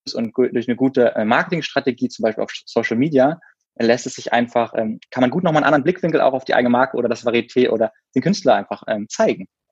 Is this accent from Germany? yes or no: yes; Berlin, Germany; ich komme aus Berlin und bin so auch in Berlin geboren